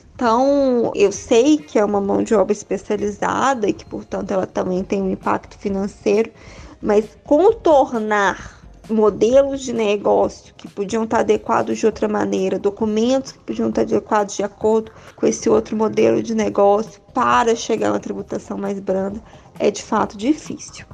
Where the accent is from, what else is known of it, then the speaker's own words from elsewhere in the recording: interior of Minas Gerais, Brazil; also born or lived in Belo Horizonte; eu sou do interior de Minas, eu venho de uma família de professores